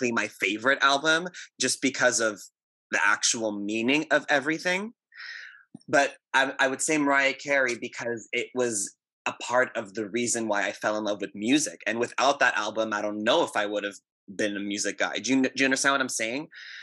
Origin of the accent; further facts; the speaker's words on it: Montreal, Quebec, Canada; now in Toronto, Canada; I'm born and raised in Montreal, and I currently live in Toronto